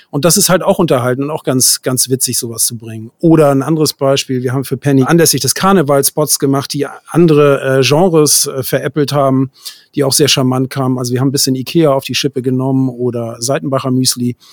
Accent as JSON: {"language": "German", "region": "Hamburg", "country": "Germany", "said": "Aber mich zieht es dann auch immer wieder in die Großstadt zurück und ich bin ja Hamburger, von daher ist das ja, meine, ja. meine Region so."}